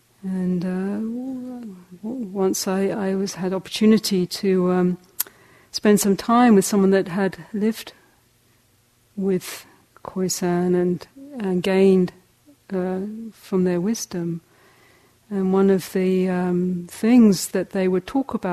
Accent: England, United Kingdom; moved away as an adult; also born or lived in South Africa; I'm a hobbit from England.

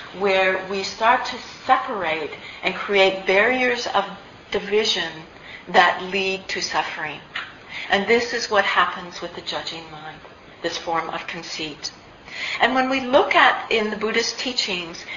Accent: Canada; I'm actually Canadian

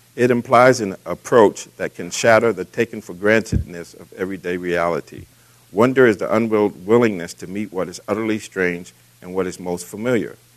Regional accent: Boston, Massachusetts, United States; as a young man growing up in Boston

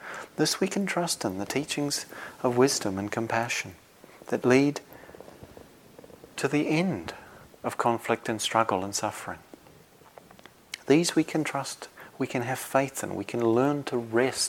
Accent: New Zealand; moved away as an adult; now in Devon, United Kingdom; I was from New Zealand

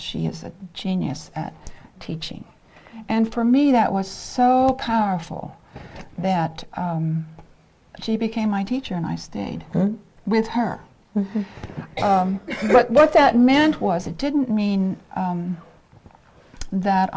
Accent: Ohio, United States; moved away; I'm from Ohio. I'm a Midwestern girl

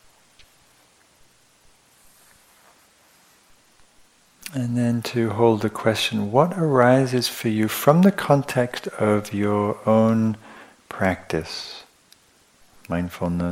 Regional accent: England, United Kingdom; I'm English

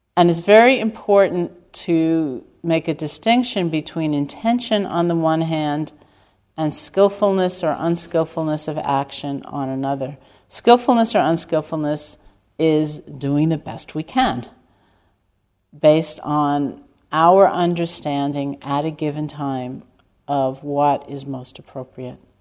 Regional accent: New York City, New York, United States; me growing up in Manhattan

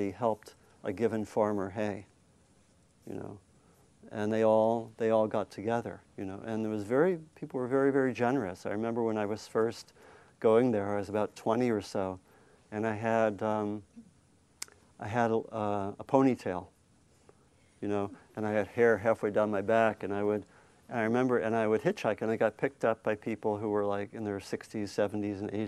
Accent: Maryland, United States; also born or lived in Virginia; I grew up in Maryland

